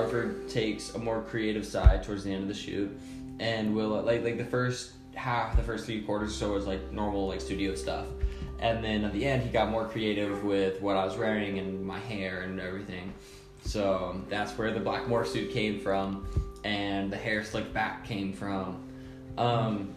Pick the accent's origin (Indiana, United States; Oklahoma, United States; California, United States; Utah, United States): Utah, United States; Heber City; also born or lived in New York / Midway; I'm originally from Hebert, but I now live partially in New York and then partially in Midway.